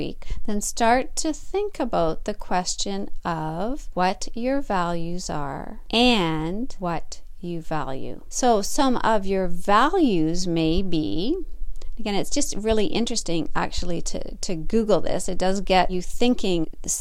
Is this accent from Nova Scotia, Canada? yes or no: no; Northern Ontario, Canada; I'm a Canadian girl, Northern Ontario to be exact